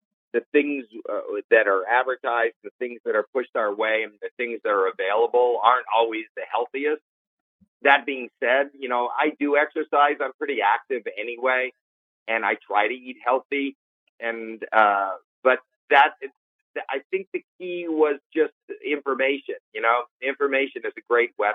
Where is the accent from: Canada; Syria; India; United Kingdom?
Canada; Toronto, Ontario; moved away; I'm from Toronto, Canada